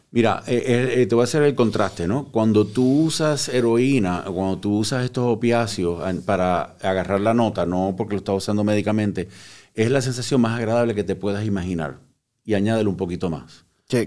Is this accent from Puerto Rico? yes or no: yes; Puerto Rico; moved away; also born or lived in Cuba; Yo eh, nací en Cuba, me crié en Puerto Rico